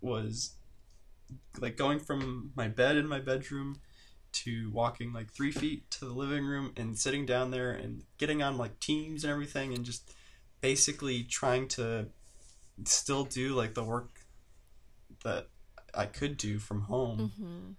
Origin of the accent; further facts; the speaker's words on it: Midwest, United States; I think it's partly because I grew up in the Midwest, and there's like this, it's just like the Midwest mentality